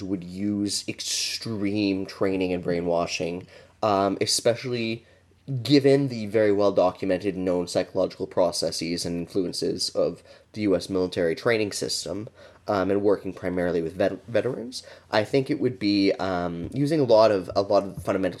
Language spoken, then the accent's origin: English; Canada; I'm Canadian